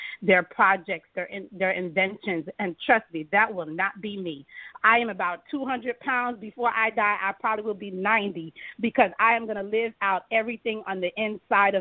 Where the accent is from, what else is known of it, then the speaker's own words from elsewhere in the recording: Florida, United States; also born or lived in Miami, Florida; I was born in Miami and grew up in Wiltomanis, Florida